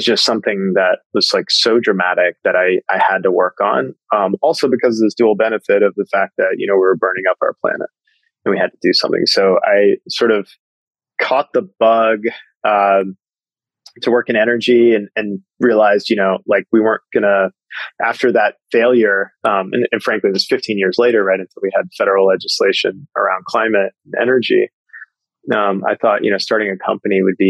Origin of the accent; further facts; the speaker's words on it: Eastern Kentucky, United States; moved away; Growing up in Eastern Kentucky as an Indian American